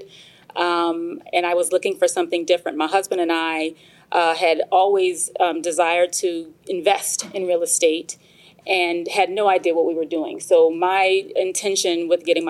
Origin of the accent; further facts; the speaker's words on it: Michigan, United States; moved away as an adult; now in Georgia, United States; I'm from Michigan